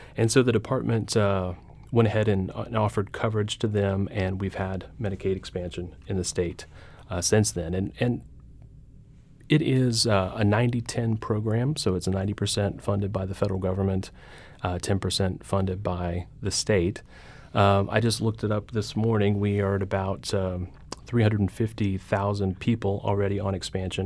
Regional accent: Carthage, Missouri, United States; my hometown of Carthage

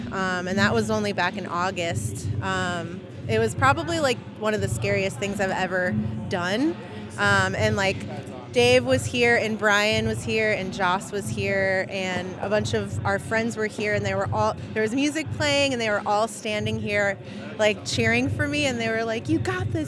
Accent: Chicago, Illinois, United States; moved away as an adult; now in St. Louis, United States; I'm from Chicago, but I've lived in St. Louis for about 4.5 years.

